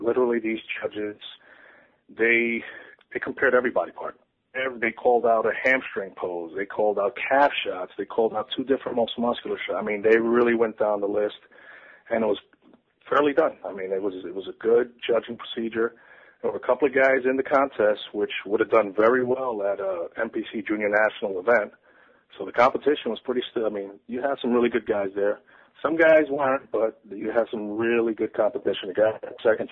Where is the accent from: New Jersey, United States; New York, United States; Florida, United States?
Florida, United States; Orlando; I'm from Orlando, Florida